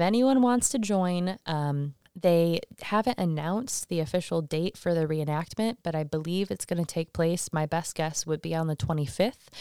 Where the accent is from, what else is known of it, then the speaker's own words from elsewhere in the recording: Michigan, United States; now in Salem, United States; I'm from Michigan